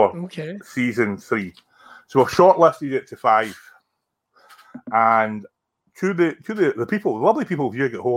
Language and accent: English; near Bellshill, Scotland, United Kingdom; I was brought up near Bells Hill